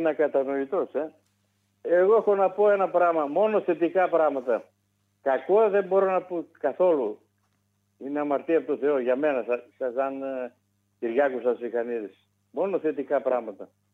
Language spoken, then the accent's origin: Greek; Greece; moved away; also born or lived in Wuppertal, Germany; εμάς τους Έλληνες εκεί τώρα, ε, από διάφορα μέρη της Ελλάδας